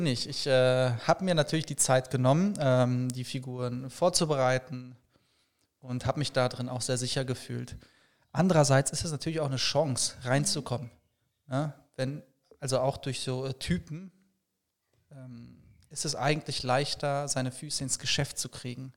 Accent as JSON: {"language": "German", "town": "Paderborn", "region": "North Rhine-Westphalia", "country": "Germany", "tie": "born or raised there", "moved": "as an adult", "lives_now": "Cologne, Germany", "said": "gebürtig aus Paderborn und äh, wohne seit acht Jahren jetzt in Köln"}